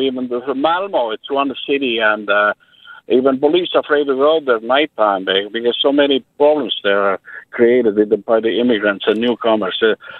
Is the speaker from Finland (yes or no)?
yes; Finland; English is a second language; moved away as an adult; now in North York, Canada; I came from Finland 30 years ago, and my wife is from Estonia.